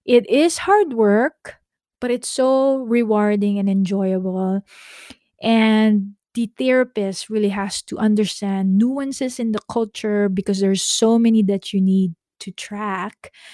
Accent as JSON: {"language": "English", "country": "Philippines", "moved": "yes", "lives_now": "California, United States", "said": "We're Filipino"}